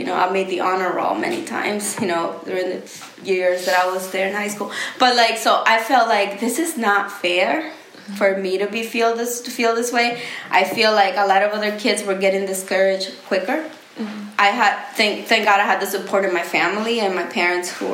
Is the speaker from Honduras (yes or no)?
yes; Honduras; now in United States; I'm from Honduras